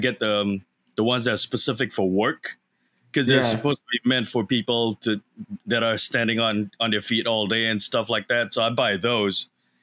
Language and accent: English; Singapore; I grew up in Singapore.